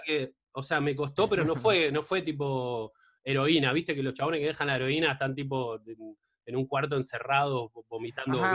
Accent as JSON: {"language": "Spanish", "town": "Mar del Plata", "region": "Buenos Aires Province", "country": "Argentina", "said": "yo soy de Mar del Plata"}